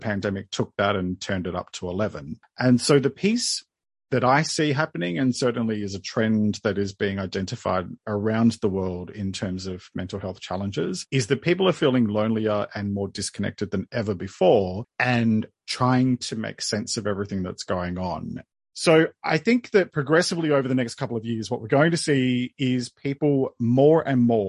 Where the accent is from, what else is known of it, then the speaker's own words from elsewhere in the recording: Sydney, New South Wales, Australia; moved away as an adult; also born or lived in Melbourne, Australia; I was born and bred in Sydney, moved to Melbourne, our second biggest city in Australia, moved there in 2001